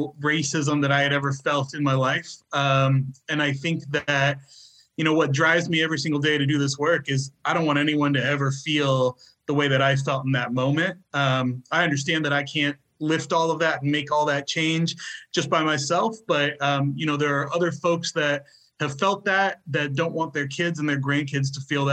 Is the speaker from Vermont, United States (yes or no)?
no; Franklin, Tennessee, United States; also born or lived in Texas; I am pretty much born and raised in Tennessee. I was born in Texas, moved to Tennessee when I was very young